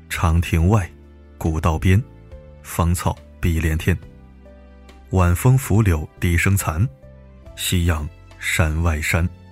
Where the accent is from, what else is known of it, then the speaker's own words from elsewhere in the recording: northern China, China; 我是北方人，在南方上大学